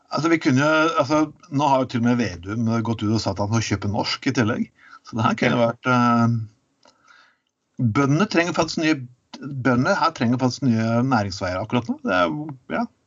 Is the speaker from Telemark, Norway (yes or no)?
yes; Telemark, Norway; jeg vokste opp i Telemark